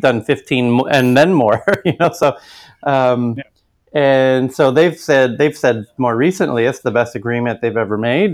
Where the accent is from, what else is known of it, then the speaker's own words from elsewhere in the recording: United States; now in Stockholm, Sweden; as an American